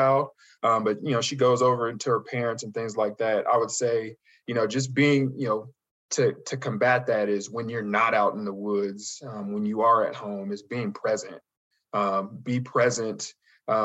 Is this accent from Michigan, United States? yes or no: no; Las Vegas, Nevada, United States; moved away; also born or lived in Colorado; I'm originally from Las Vegas